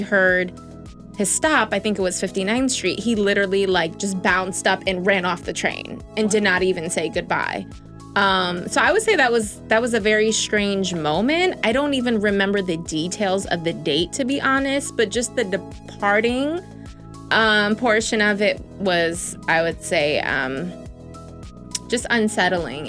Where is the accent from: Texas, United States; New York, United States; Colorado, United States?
New York, United States; New York City; I'm also from the Bronx